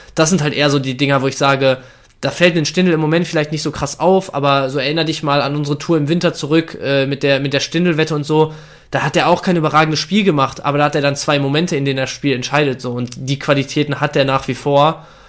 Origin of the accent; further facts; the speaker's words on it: Bielefeld, North Rhine-Westphalia, Germany; als Bielefelder